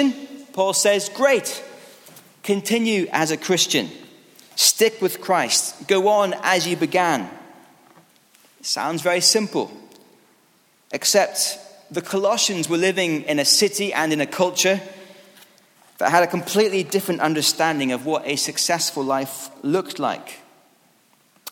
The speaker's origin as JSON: {"language": "English", "region": "Scotland", "country": "United Kingdom", "said": "As a Scottish rugby fan"}